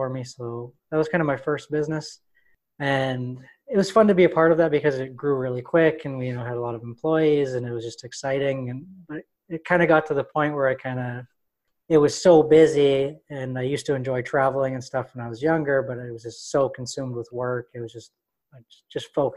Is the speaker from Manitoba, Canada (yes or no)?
yes; Winnipeg, Manitoba, Canada; I'm from Winnipeg, Manitoba, up in Canada.